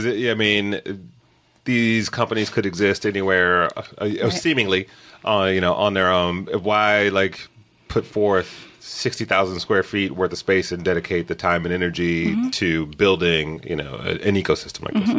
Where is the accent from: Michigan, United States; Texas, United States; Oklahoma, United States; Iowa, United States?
Michigan, United States; Detroit; now in Los Angeles, United States; I grew up in Detroit